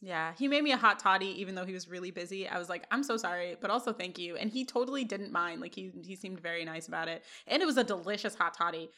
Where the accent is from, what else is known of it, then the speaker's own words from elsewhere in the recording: Chicago, Illinois, United States; I was from Chicago